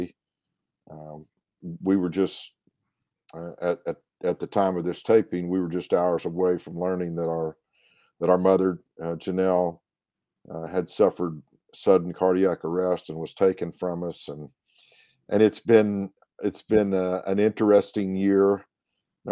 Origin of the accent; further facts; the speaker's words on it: Elk City, Oklahoma, United States; a simpler life back then in Elk City, Oklahoma, as a 3.5-year-old boy